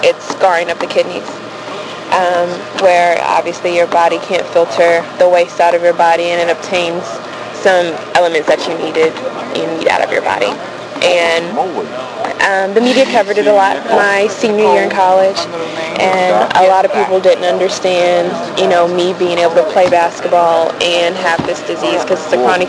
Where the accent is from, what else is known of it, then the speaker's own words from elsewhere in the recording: Clarksville, Tennessee, United States; also born or lived in Germany; Clarksville, Tennessee. My dad was military. He was Army